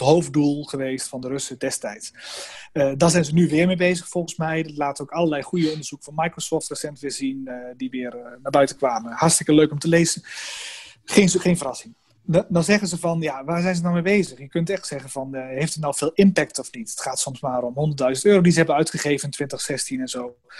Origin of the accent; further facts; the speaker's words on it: Netherlands; wij als Nederlanders